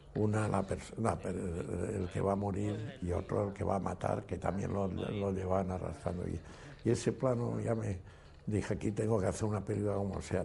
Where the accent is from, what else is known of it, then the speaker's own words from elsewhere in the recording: Valencia, Valencian Community, Spain; yo soy valenciano